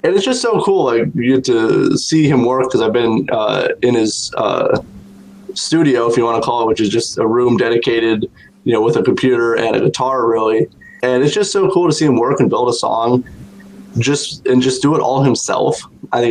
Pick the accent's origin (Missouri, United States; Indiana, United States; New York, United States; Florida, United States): Indiana, United States; South Bend; my hometown of South Bend, Indiana